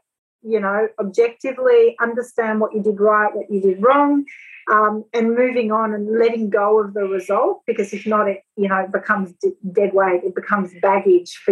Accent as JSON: {"language": "English", "country": "France", "tie": "born or raised there", "moved": "yes", "lives_now": "Australia", "said": "the girls I grew up with in France"}